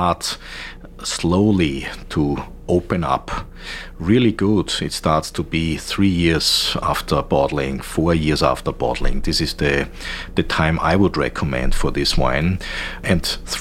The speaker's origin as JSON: {"language": "English", "area": "the other side of the Danube", "region": "Vienna", "country": "Austria", "said": "I'm not from the Nussberg. I'm originally from the other side of the Danube, which was historically always a poor region"}